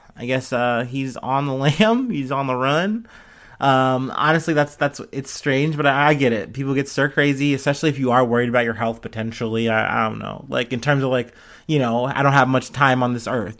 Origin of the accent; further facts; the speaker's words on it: Cincinnati, Ohio, United States; I'm from Cincinnati.